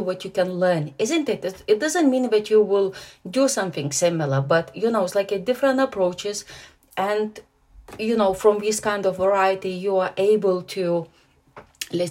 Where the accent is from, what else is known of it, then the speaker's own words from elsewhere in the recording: Lithuania; moved away as an adult; also born or lived in Germany; now in England; I'm Lithuanian, because I was born in Lithuania